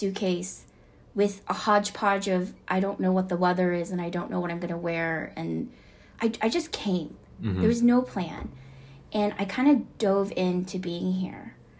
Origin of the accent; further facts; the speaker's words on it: Alpharetta, Georgia, United States; also born or lived in South Korea / New York / New Jersey; So I was born and raised in Georgia. But my father, the first time he took a job in Korea was when I was in third grade. So I actually did half of third grade and half of fourth grade in Korea.